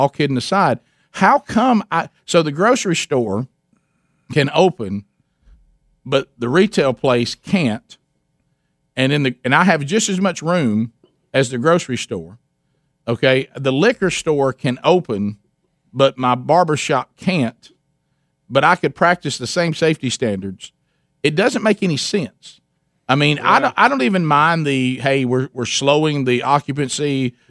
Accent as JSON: {"language": "English", "country": "Vietnam", "said": "We're from Vietnam. We're not even from China."}